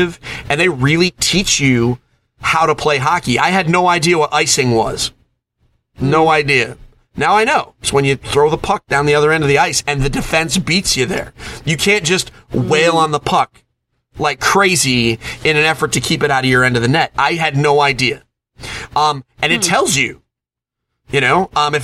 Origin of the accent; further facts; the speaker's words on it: Connecticut, United States; I picked the Boston Bruins because I'm from Connecticut